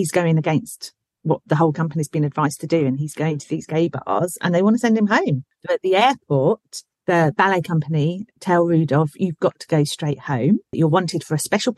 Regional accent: Berkshire, South East England, United Kingdom; accent: Berkshire; my Berkshire accent

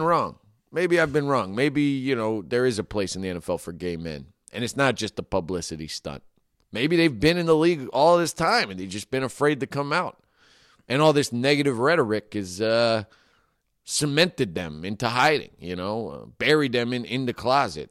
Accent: Marin, California, United States; I grew up in Marin where everyone was way richer than me

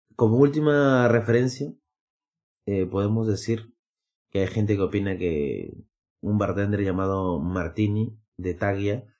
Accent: Peru; now in Madrid, Spain; soy de Perú

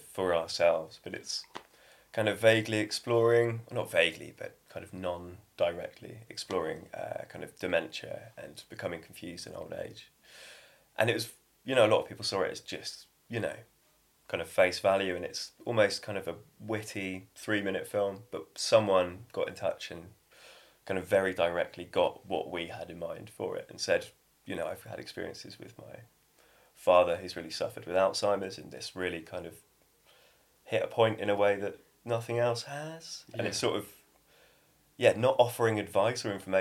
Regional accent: Devon, South West England, United Kingdom; also born or lived in Cornwall; I grew up in Devon, but I spent a lot of time in Cornwall, and I lived down there for 5 years.

